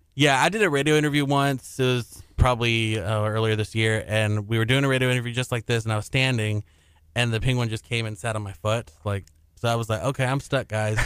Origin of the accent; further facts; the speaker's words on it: Houston, Texas, United States; I'm from Southeast Houston